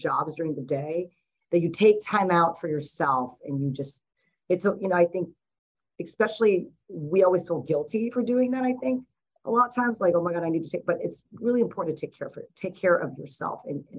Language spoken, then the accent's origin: English; Hawaii, United States; now in Sausalito, United States; I'm originally from Hawaii. I spent, you know, the majority of my life, half my formative years were in Hawaii.